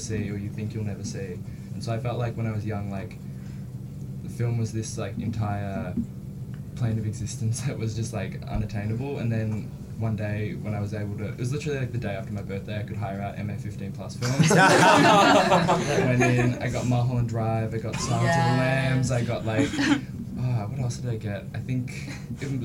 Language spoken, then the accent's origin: English; Bendigo, Victoria, Australia; now in Melbourne, Australia; I grew up in Bendigo